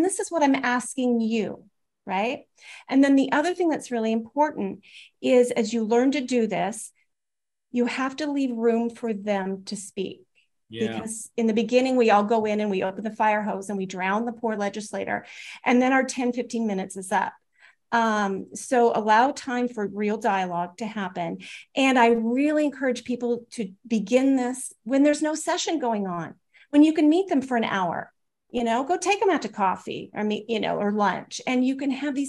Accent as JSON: {"language": "English", "country": "United States", "said": "I'm an American"}